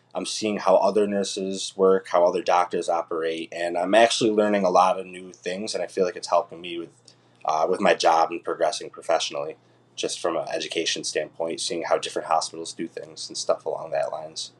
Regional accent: Utica, New York, United States; also born or lived in Ithaca, New York; I was born and raised in Utica, New York

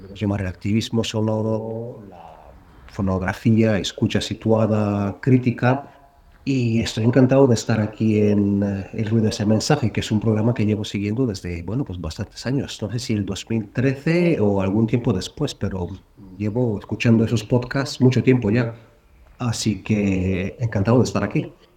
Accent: Bulgaria; now in Madrid, Spain; vivo en Madrid, aunque no nací en Madrid, nací en Bulgaria

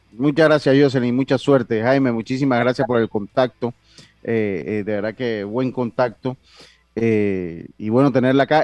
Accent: Panama; nosotros como panameños

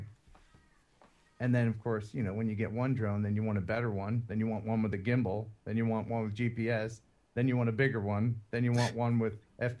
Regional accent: Philadelphia, Pennsylvania, United States; also born or lived in West Tennessee; now in Tennessee, United States; I'm not from Tennessee. I'm originally from Philadelphia.

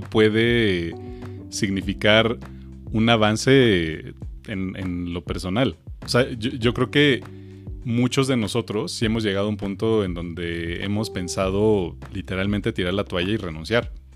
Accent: Mexico; que tenemos los mexicanos

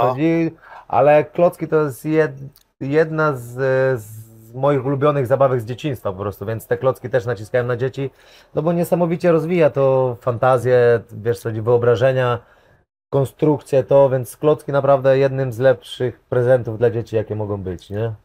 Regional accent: Kudowa-Zdrój, Lower Silesian Voivodeship, Poland; ja pochodzę z Kudowy, z Drój, e, pod czeską granicą

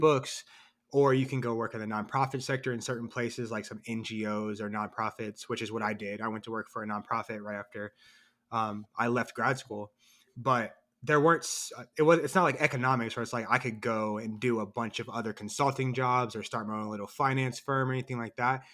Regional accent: Columbus, Ohio, United States; also born or lived in North Carolina; I'm a writer from Columbus, Ohio. I was born and raised here.

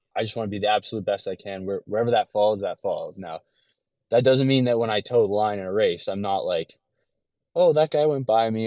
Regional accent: LaSalle, Ontario, Canada; moved away as an adult; now in Detroit area, United States; I was, um, raised in a small town just outside of Windsor, Ontario called LaSalle, Ontario

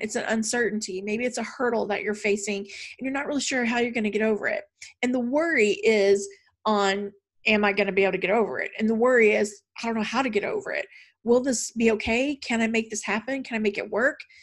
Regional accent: the South, United States; growing up in the South

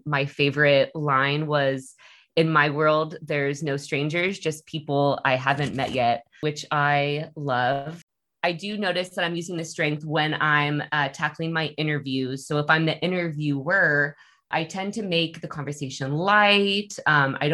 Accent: Bay Area, California, United States; moved away as an adult; now in Portland, United States; I'm originally from the Bay Area

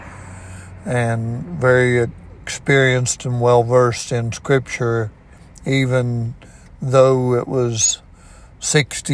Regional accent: Ona, West Virginia, United States; I was raised on Fudges Creek Road in Ona, West Virginia, most all of my life

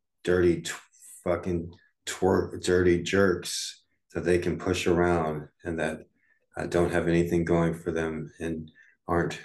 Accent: United States; growing up in the United States, you go to elementary school from first grade to fifth grade

